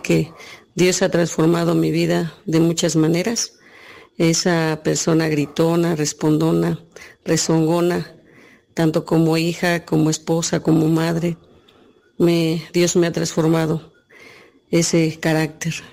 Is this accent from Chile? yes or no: no; Texcoco, State of Mexico, Mexico; soy de aquí de San Felipe, Texcoco, México.